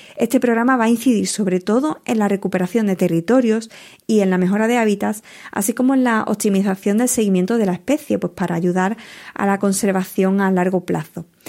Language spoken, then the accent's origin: Spanish; Huelva, Andalusia, Spain; moved away; durante muchos años ejercí como periodista en mi provincia natal, en Huelva